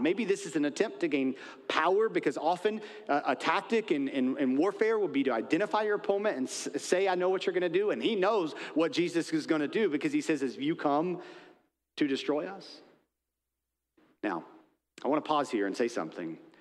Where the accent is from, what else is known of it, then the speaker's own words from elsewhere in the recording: United States; I'm an American